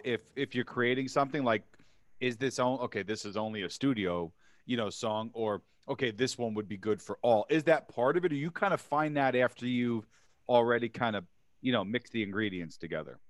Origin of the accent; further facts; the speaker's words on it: New York City, New York, United States; I grew up in New York City